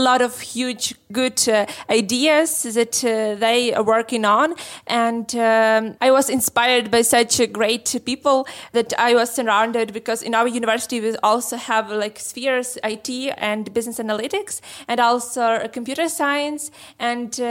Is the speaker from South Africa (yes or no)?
no; Lviv, Lviv Oblast, Ukraine; We are from Lviv.